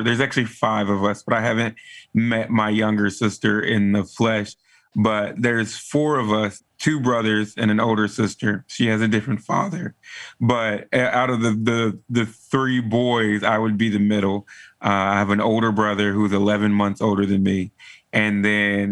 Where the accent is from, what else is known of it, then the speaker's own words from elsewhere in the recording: Texas, United States; I am from Texas. I am a true Texan. I was raised in a pretty standard Southern African American family